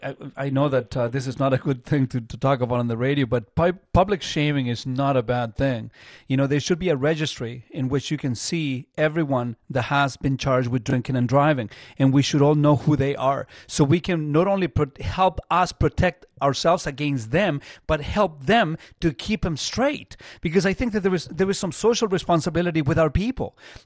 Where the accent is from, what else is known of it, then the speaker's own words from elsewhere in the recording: Chile; I grew up in Chile, man.